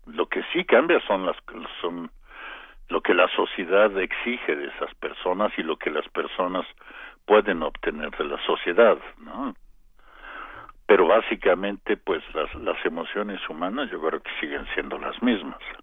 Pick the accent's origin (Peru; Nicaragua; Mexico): Mexico